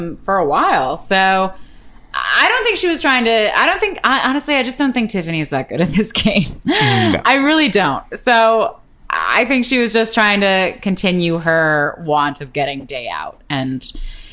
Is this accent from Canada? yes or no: yes; Canada; now in United States; as a Canadian